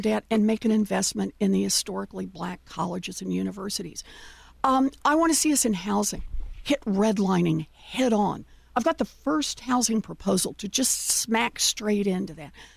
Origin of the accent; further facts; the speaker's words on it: Oklahoma, United States; I grew up in Oklahoma